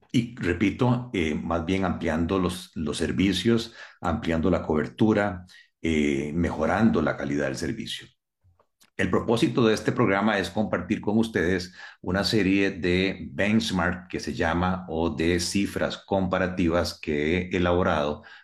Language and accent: Spanish; Costa Rica; somos los 5.1 millones de costarricenses